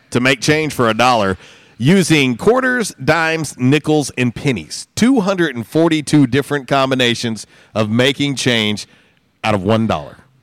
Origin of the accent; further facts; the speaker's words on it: Florida, United States; moved away; when I grew up in Florida, we had a grapefruit tree, a lemon tree, and an orange tree in our yard